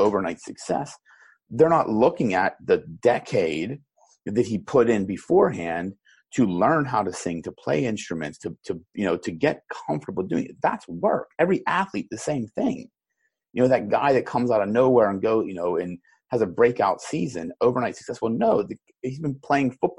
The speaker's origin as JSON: {"language": "English", "town": "Pittsburgh", "region": "Pennsylvania", "country": "United States", "said": "I'm from Pittsburgh"}